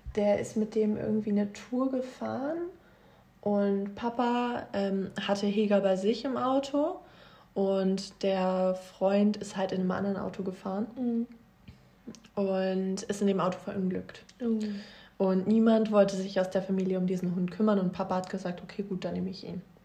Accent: Meggen, Lucerne, Switzerland; moved away; aber ich bin in Meggen groß geworden.

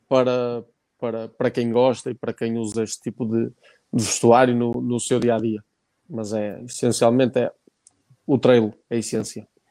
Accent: Barcelos, Norte, Portugal; no hospital, no hospital Barcelos, natural da freguesia de Silveiros, de, de, de Barcelos

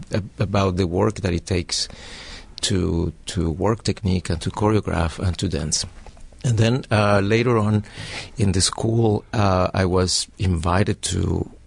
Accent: Caracas, Capital District, Venezuela; English is a second language; moved away as an adult; also born or lived in New York; now in Montreal, Canada; I come from Caracas. I was trained there in Cunningham technique

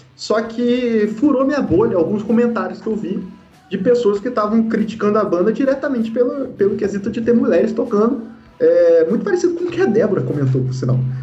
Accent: Vassouras, Rio de Janeiro, Brazil; eu sou de Vassouras

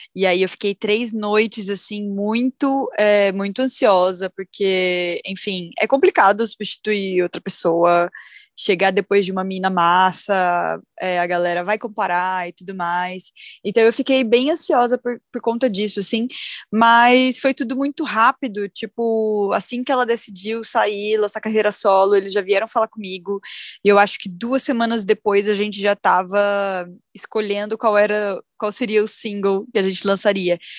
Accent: Rondônia, Brazil; now in São Paulo, Brazil; Eu, na verdade, eu sou de Rondônia

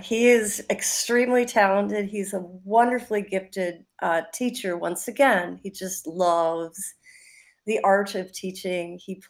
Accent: Milwaukee, Wisconsin, United States; I grew up on the South Side, which is great in its own way, just by Jackson Park, a beautiful park.

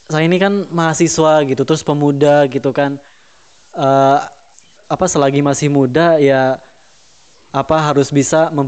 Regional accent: Yogyakarta, Special Region of Yogyakarta, Indonesia; Kalau dulu tuh kan karena aku dari Jogja gitu ya

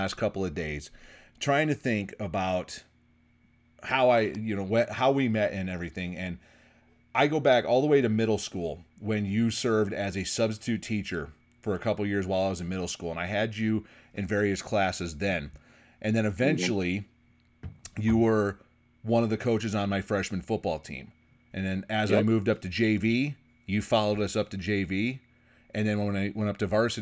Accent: Alpena, Michigan, United States; in my hometown

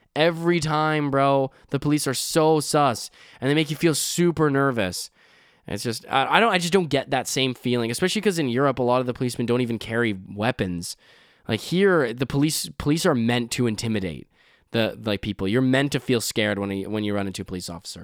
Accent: Canada; I'm Canadian

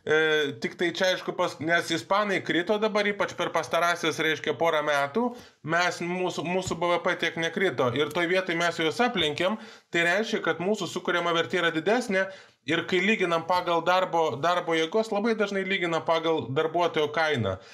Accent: Lithuania; Mes lietuviai esam sprinteriai tokie

